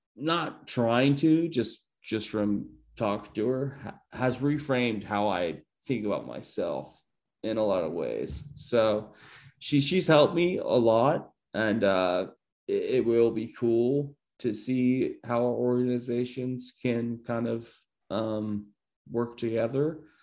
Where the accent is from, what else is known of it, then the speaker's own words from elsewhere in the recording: Columbia, Illinois, United States; i'm from uh, like columbia illinois